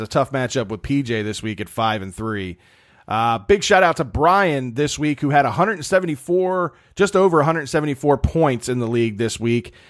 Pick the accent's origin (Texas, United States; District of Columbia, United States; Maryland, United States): Maryland, United States; Baltimore; I'm from Baltimore